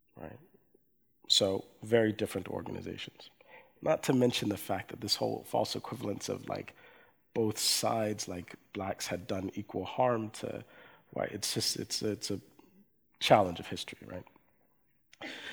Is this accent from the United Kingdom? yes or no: no; coastal Georgia, United States; also born or lived in Erlangen, Germany; my father was in the U.S. military, and then we moved to coastal Georgia in the United States